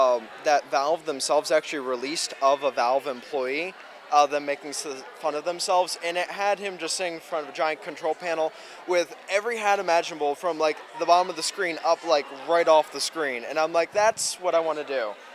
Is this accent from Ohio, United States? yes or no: no; Catonsville, Maryland, United States; I'm actually from Maryland, right over in Catonsville. So I live pretty close, short commute.